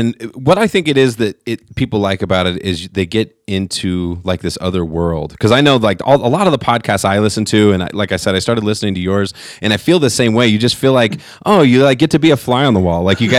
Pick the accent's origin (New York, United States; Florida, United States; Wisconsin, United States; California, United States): California, United States; now in Colorado, United States; I'm from California, so I wasn't always out here.